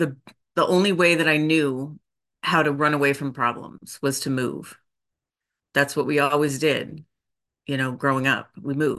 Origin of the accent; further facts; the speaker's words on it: Boise, Idaho, United States; also born or lived in Oregon; I was born in Oregon and grew up in Boise, Idaho. Moved a lot, went to 9 different elementary schools